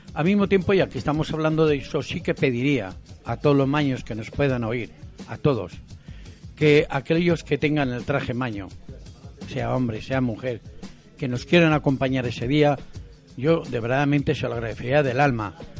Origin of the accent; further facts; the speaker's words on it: Aragon, Spain; now in Alicante, Spain; yo soy maño